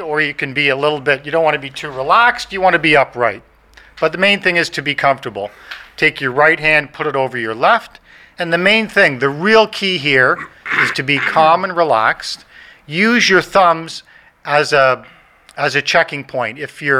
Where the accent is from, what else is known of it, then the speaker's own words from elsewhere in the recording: Ireland; I said, no, I have ADHD. I'm Irish. I'm hyper. I'm a go. I'm a doer.